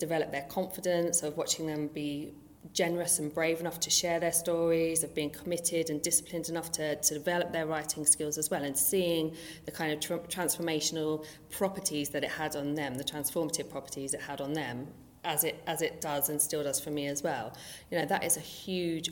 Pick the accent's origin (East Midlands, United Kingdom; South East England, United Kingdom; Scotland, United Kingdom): South East England, United Kingdom; Brighton; growing up in Brighton